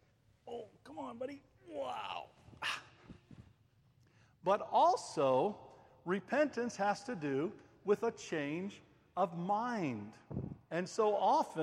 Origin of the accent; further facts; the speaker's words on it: United States; moved away; I'm an American